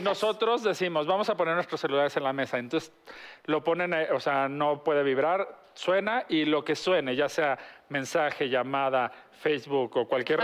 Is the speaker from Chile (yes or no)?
no; Mexico; somos los mexicanos